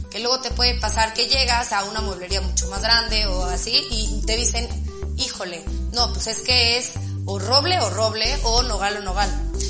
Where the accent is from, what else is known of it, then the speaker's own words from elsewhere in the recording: Mexico; todos los materiales, aparte siendo mexicanos, o sea, como que apoya, apoyas